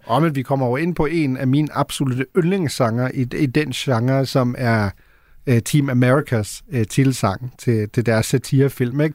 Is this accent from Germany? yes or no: yes; Germany; moved away; jeg er jo født og opvokset i Tyskland